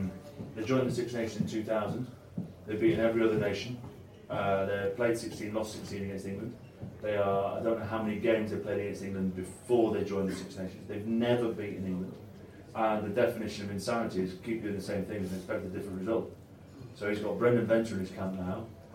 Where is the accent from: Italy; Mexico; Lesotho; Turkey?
Italy; And it's fascinating to watch from an Italian perspective. I grew up in Italy.